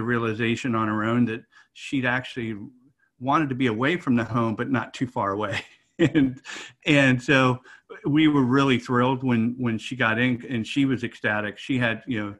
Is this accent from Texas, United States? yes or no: no; Washington, District of Columbia, United States; now in Tampa, United States; I'm originally from the Washington, D.C. area, moved to the Tampa area back at the end of 2002